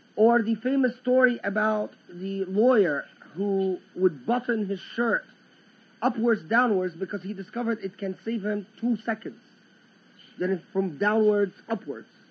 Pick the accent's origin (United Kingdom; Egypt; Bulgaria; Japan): Egypt; I am from the Egyptian lands